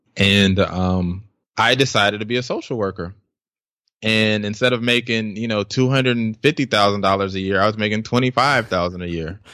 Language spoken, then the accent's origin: English; Tulsa, Oklahoma, United States; also born or lived in Bronx, New York; I think I was about like eight nine whenever we bounced from there, and then we relocated to uh, Tulsa, Oklahoma